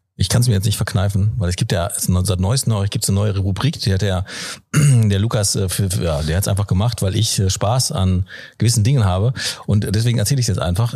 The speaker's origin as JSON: {"language": "German", "area": "Ruhr area", "region": "North Rhine-Westphalia", "country": "Germany", "tie": "born or raised there", "said": "weil ich da nämlich auch aufgewachsen bin"}